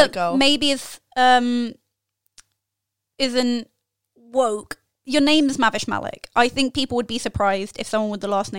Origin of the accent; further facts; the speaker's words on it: United Kingdom; I'm just British. I'm sorry.